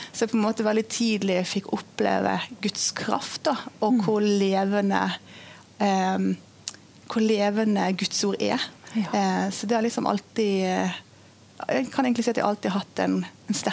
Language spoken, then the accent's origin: Norwegian; Indonesia; jeg har vokst opp som misjonærbarn i Indonesia.